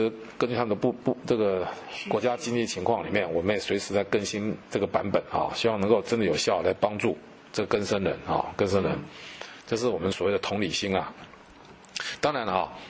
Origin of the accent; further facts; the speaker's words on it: Taiwan; 这个一路上跟这些犯罪被害人在一起啊，我们啊深深感受到我们台湾人民的爱心啊。